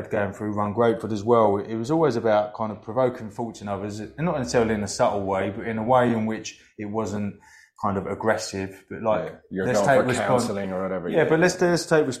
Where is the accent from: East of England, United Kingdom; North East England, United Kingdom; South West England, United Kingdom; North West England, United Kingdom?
East of England, United Kingdom; Hoddesdon; my hometown of Hoddesdon in Hertfordshire, just outside of North London